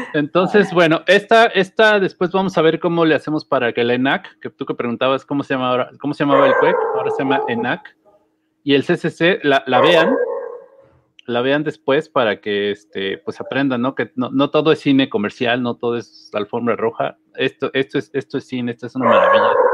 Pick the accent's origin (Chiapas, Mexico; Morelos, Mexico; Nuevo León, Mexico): Morelos, Mexico; Tepoztlán; soy del pueblo y que vivo en la zona más este, bonita y hermosa de Tepoztlán